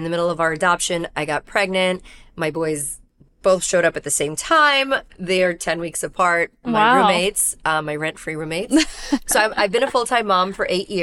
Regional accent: New York City, New York, United States; I'm a New Yorker, a New Yorker New Yorking in New York. I grew up in Brooklyn

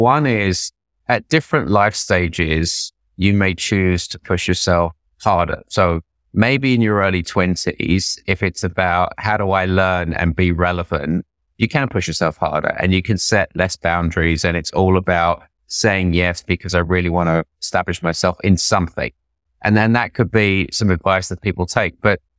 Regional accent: England, United Kingdom; now in New York, United States; So I grew up in 1970s, 1980s England. It wasn't a lot of fun being an Indian

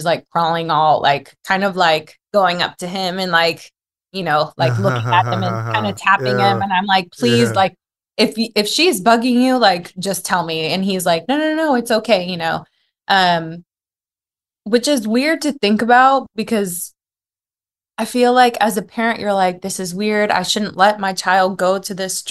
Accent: United States; moved away as an adult; now in Turkey; I'm American

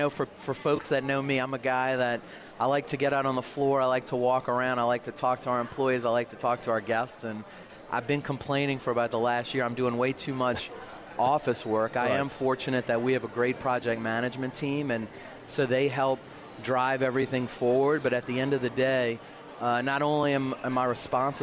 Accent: New Orleans, Louisiana, United States; the first GM of Harris New Orleans, actually born and raised here

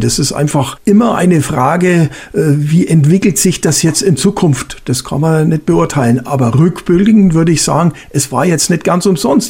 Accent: Germany; dass wir als Deutsche dagegen gefeit waren

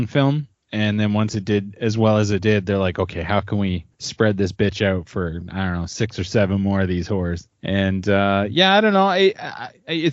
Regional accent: southwestern Ontario, Canada; also born or lived in Alberta; now in Manitoba, Canada; I grew up in southwestern Ontario, up in the Great White North

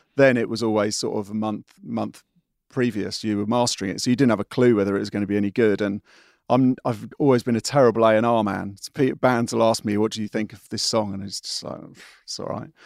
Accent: Windsor, South East England, United Kingdom; I'm a Windsor boy, uh, not far from where I am now

